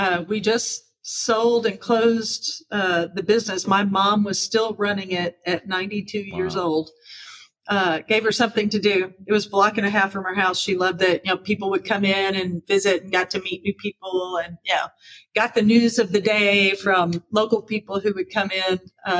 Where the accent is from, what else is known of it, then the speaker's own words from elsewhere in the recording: Taylorsville, Kentucky, United States; also born or lived in Louisville, Kentucky; born and raised in Taylorsville, grew up in my mom and dad's business that they operated for 70 years on Main Street.